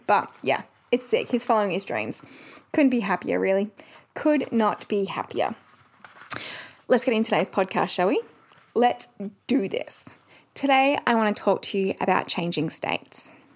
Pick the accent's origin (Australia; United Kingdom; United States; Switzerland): Australia; Perth, Western Australia; we are from Perth.